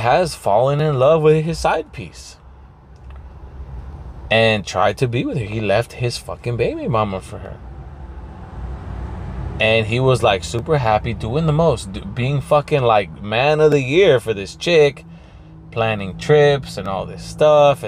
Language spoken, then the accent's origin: English; Pico, California, United States; in my hometown, like, if I go to Pico and I see people from high school